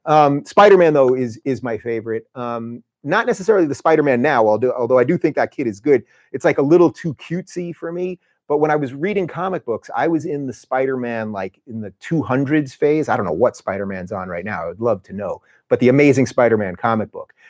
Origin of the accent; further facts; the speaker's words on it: Long Island, New York, United States; moved away; also born or lived in Brooklyn; we grew up in Long Island